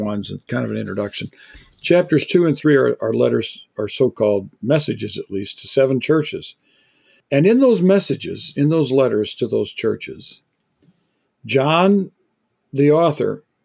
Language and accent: English; United States; I, as an American